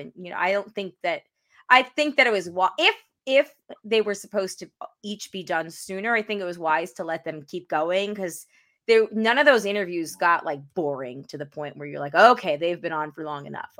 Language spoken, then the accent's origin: English; Syosset, New York, United States; I was like, I'm from Syosset too, which I technically am.